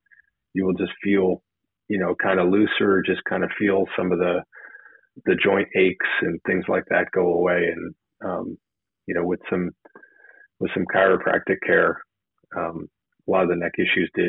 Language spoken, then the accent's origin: English; New Jersey, United States; Well, I was looking, since I was from New Jersey and I was, you know, totally on fire for this program.